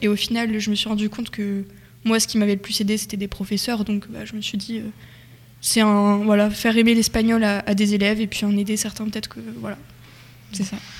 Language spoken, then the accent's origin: French; Nogent, France; je viens de Nogent, enfin un village à côté